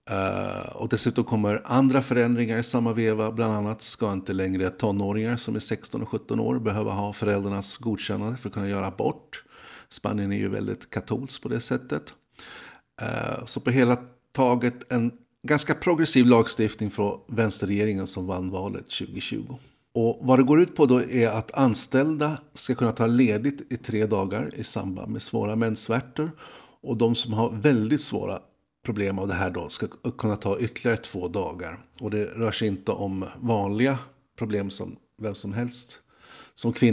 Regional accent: Sweden; Jag är så trött som svensk. Som svensk så säger man alltid hej hej, tack tack.

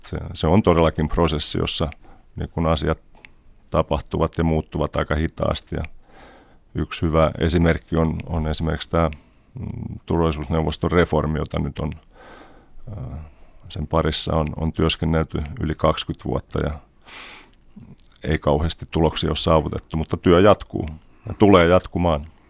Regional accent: Finland; also born or lived in Germany; now in New York, United States; synnyin Saksassa, mutta jo kuusivuotiaana sitten muutin vanhempieni kanssa Suomeen ja Suomessa kävin kouluja ja, ja opiskelin

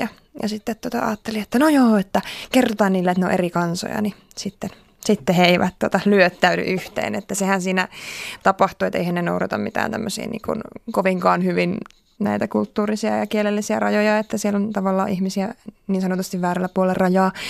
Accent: Finland; mä oon Suomesta

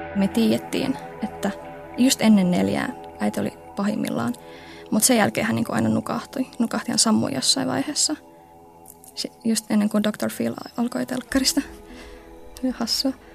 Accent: Oulu, North Ostrobothnia, Finland; Mä synnyin Oulussa 22 vuotta sitten sellaiseen pieneen lähiöön Oulujoen rannalla.

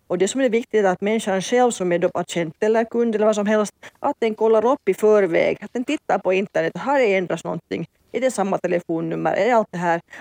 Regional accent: Finland

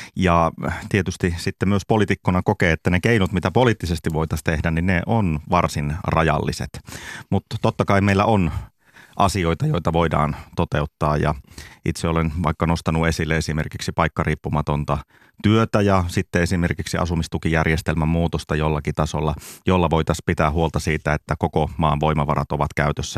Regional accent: Lapland, Finland; me Lapissa

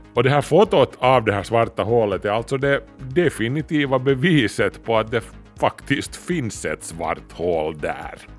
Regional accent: Kauniainen, Uusimaa, Finland; Stenbergsvägen 8, 02700 Grankulla, Finland

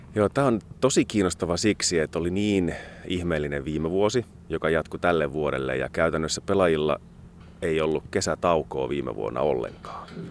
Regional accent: Kajaani, Kainuu, Finland; moved away as an adult; now in Joensuu, Finland; Kajaanissa, mistä kotoisin olen

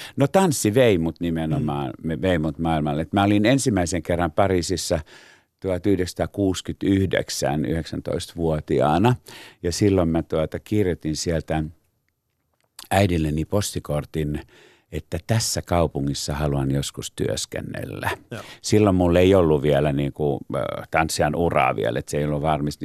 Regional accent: Pori, Satakunta, Finland; moved away; niin mä olen Porista kotoisin

